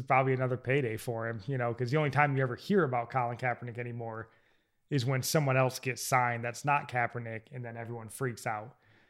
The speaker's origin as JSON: {"language": "English", "region": "Michigan", "country": "United States", "said": "I'm from Michigan"}